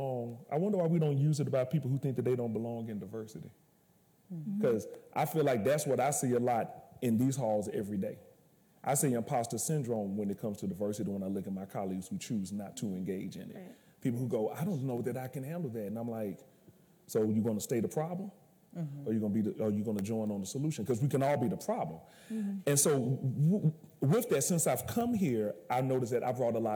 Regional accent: Alabama, United States; moved away as an adult; I'm coming from Alabama. I called it the Dirty South

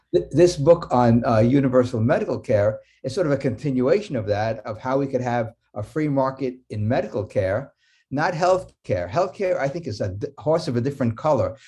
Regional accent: New York City, New York, United States; When I was growing up in New York City in nineteen fifties

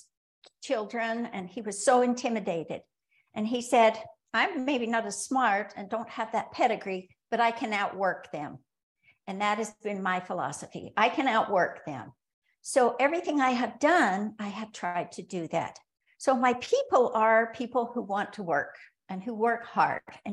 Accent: Rexburg, Idaho, United States; moved away; I was born in Rexburg, Idaho, and moved back to Rexburg, Idaho, actually kicking and screaming.

